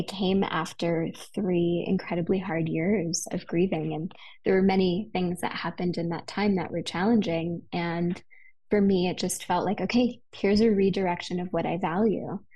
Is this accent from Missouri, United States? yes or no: no; West Hollywood, California, United States; now in Idyllwild, United States; I'm a city girl. I grew up in West Hollywood